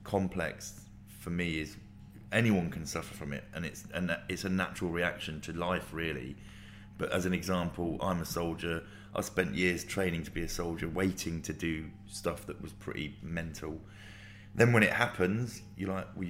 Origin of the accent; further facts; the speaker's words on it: Luton, East of England, United Kingdom; I grew up in Luton.